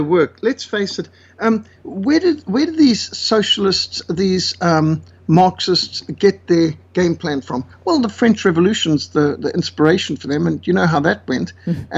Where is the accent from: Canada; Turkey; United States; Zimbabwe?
Zimbabwe; moved away; I was brought up in Rhodesia